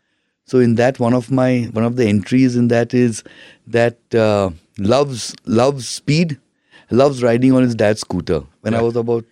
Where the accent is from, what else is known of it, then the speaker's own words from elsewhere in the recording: Mumbai, Maharashtra, India; I'm from Bombay.